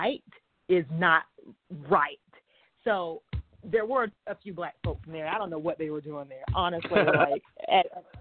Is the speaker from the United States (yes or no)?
yes; South Georgia, United States; I'm from South Georgia